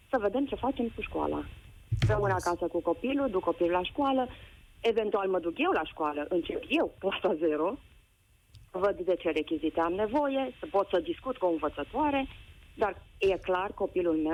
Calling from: Alba Iulia, Alba County, Romania; Sunt mamă, sunt din Alba Iulia

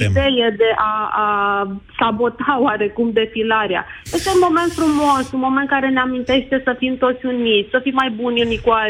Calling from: Alba Iulia, Alba County, Romania; Vă sunt din Alba Iulia.

